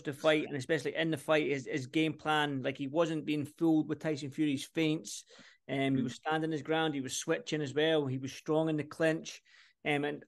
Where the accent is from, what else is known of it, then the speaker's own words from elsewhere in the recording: Scotland, United Kingdom; I'm Scottish